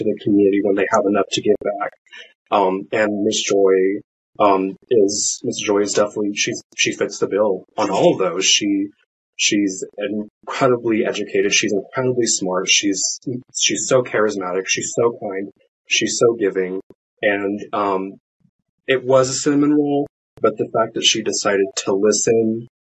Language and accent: English; San Diego, California, United States; moved away as an adult; now in Virginia, United States; I'm a transplant from the West Coast, particularly San Diego